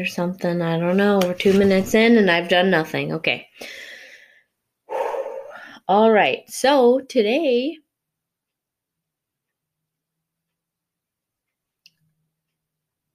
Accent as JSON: {"language": "English", "region": "Arizona", "country": "United States", "moved": "yes", "lives_now": "Ohio, United States", "said": "I'm from Arizona"}